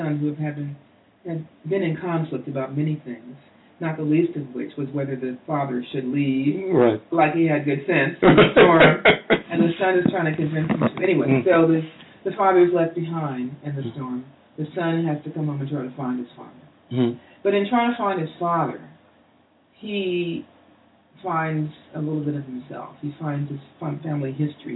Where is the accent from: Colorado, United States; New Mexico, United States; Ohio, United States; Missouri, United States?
Missouri, United States; Kansas City; my hometown, Kansas City